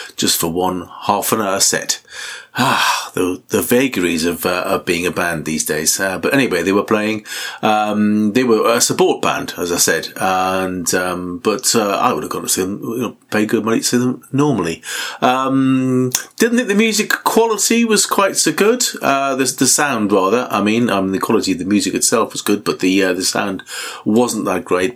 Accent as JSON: {"language": "English", "town": "Newcastle upon Tyne", "region": "North East England", "country": "United Kingdom", "tie": "born or raised there", "said": "all the way from Newcastle, my hometown"}